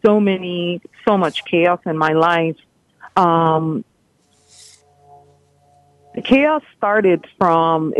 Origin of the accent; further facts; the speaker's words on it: New York area, United States; also born or lived in Dominican Republic / Honduras; I am from the New York area